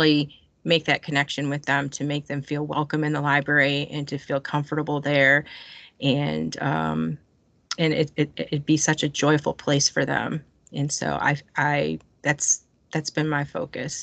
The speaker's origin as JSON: {"language": "English", "region": "Michigan", "country": "United States", "moved": "as an adult", "lives_now": "Georgia, United States", "said": "I've only been in Georgia for 7 years. And so I kept going back to Michigan and I'm from Michigan"}